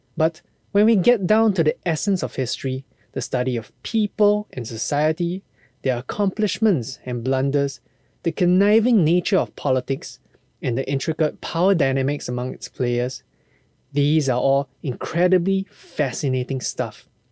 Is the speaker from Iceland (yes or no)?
no; Singapore; As a Singaporean myself